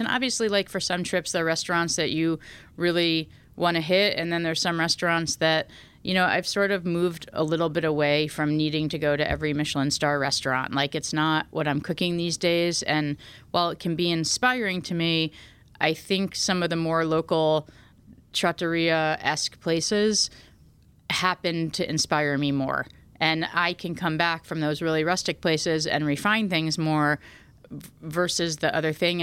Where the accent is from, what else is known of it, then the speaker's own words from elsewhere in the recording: New Haven, Connecticut, United States; I grew up in New Haven